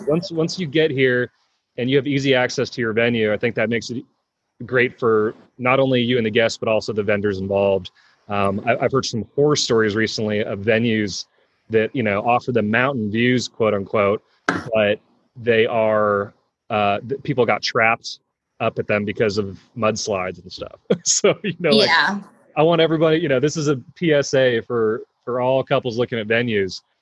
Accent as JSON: {"language": "English", "region": "California", "country": "United States", "said": "we're both from California"}